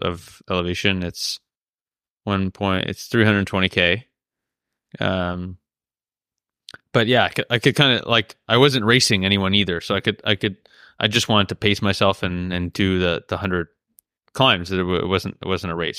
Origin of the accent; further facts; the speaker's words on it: Canada; now in Andorra; I'm a Canadian citizen.